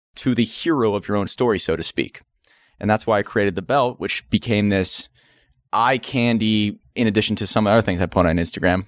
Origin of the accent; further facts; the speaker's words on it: Pittsburgh, Pennsylvania, United States; Pittsburgh, Pennsylvania. That's where I was born